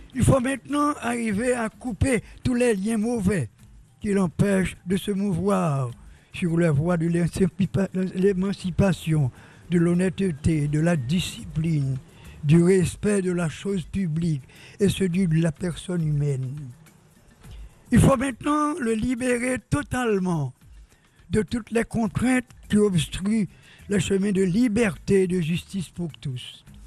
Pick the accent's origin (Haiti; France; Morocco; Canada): Haiti; Jérémie, Grand'Anse; ma ville natale et du pays de mon père